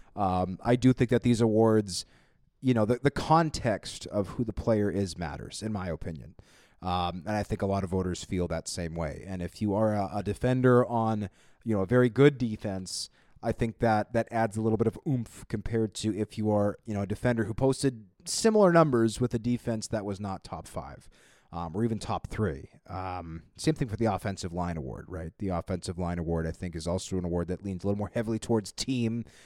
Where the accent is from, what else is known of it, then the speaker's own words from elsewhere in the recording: Winnipeg, Manitoba, Canada; I grew up in Winnipeg